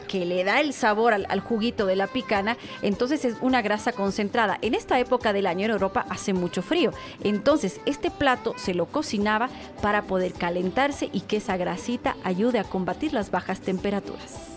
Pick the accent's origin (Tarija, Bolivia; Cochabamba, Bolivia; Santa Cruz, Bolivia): Tarija, Bolivia; es de mi tierra, de Tarija